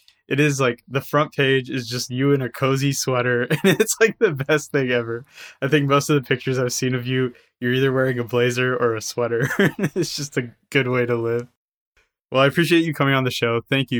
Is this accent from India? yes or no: yes; India; how many things influence my own life that I didn't realize because of the fact that I am Indian.